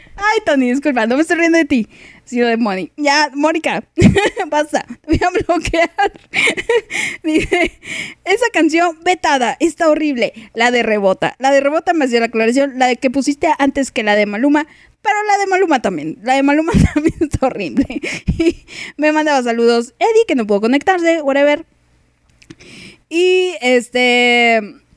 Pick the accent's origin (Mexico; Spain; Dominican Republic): Mexico; como buena mexicana